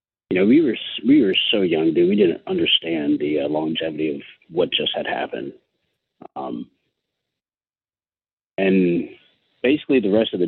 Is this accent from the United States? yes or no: yes; Lake Wales, Florida, United States; originally I'm from a little town in Florida. It's called Lake Wales